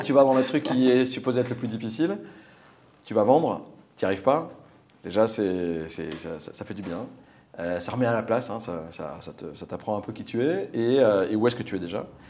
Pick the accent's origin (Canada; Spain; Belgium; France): France; Normandy; also born or lived in Paris; de 0 à 9 à Paris. Euh, et puis après, mes parents ont déménagé en Normandie euh, parce qu'ils en avaient marre du rythme de la vie parisienne. Et j'ai fait 5 ans en Normandie